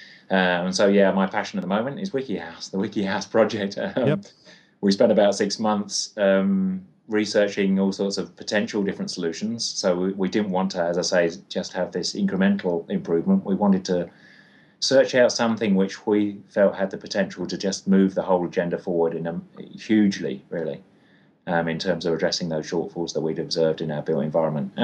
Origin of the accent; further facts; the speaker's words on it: London, United Kingdom; now in Christchurch, New Zealand; I grew up in London